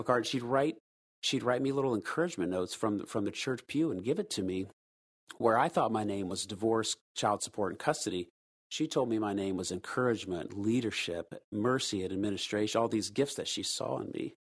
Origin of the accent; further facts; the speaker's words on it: United States; when you and I were growing up in the West, specifically here in the States